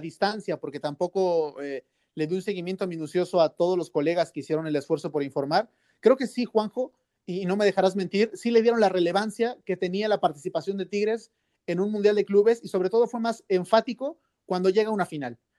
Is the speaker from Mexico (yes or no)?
yes; Mexico; now in Spain; ser mexicano